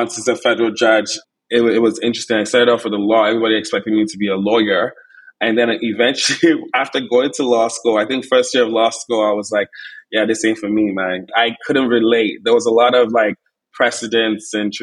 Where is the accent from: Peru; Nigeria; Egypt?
Nigeria; Enugu, Enugu State; moved away; also born or lived in Bay Area, United States; I was born in Enugu, Nigeria